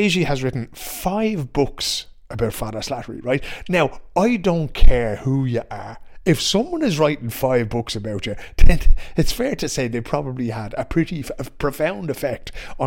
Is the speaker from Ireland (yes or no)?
yes; Ireland; I grew up in Ireland in the 70s and the 80s